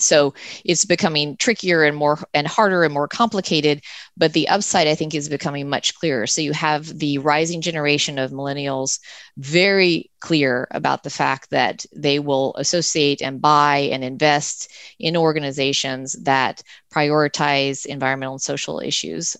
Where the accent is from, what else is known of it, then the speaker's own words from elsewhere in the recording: United States; I'm an American